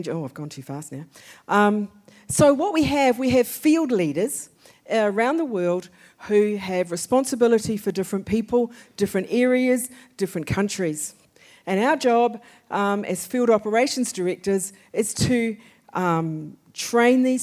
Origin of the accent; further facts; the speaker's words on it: New Zealand; moved away; We have three children. We are from New Zealand